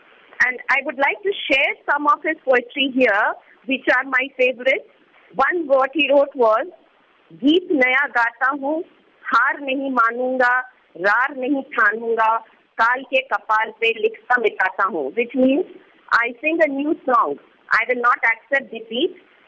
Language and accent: English; Lucknow, Uttar Pradesh, India; I come from Lucknow. I live there.